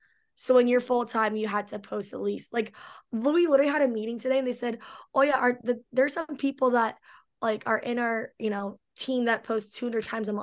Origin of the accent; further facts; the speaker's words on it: California, United States; Yeah, so I was born and raised here in Orange County, California.